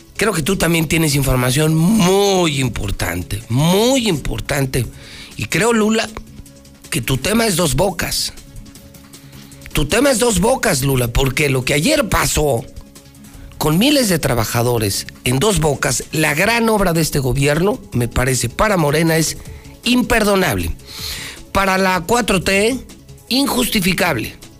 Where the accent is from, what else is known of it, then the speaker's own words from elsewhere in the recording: Aguascalientes, Mexico; soy de Aguascalientes